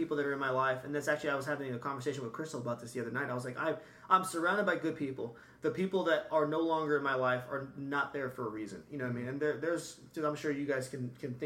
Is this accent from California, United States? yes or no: yes; Bakersfield, California, United States; I'm from Bakersfield.